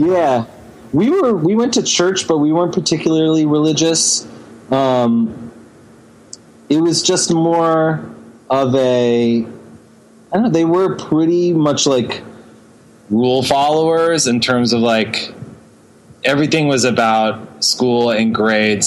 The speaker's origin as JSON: {"language": "English", "town": "Houston", "region": "Texas", "country": "United States", "tie": "born or raised there", "moved": "yes", "lives_now": "New York City, United States", "said": "I grew up in Texas."}